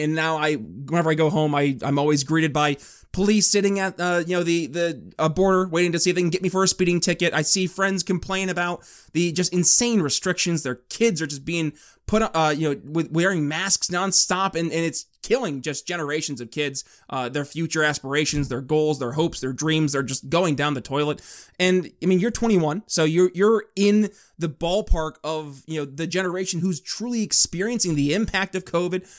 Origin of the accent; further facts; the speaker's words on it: northern New York, United States; now in Indiana, United States; I was born and raised in New York State